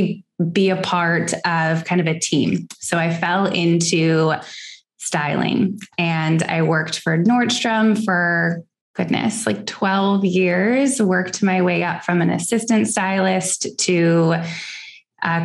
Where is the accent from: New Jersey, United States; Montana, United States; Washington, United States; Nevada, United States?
Washington, United States; Seattle; also born or lived in Los Angeles, California; now in Houston, United States; I grew up in Seattle, Washington, lived in LA for several years, and am now here in Texas